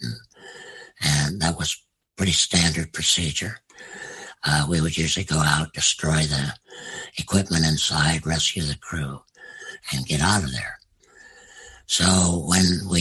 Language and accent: English; United States; as an American